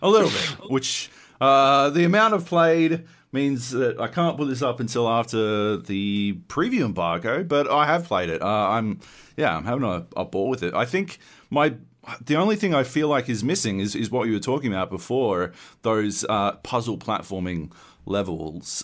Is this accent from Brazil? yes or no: no; Australia; growing up in Australia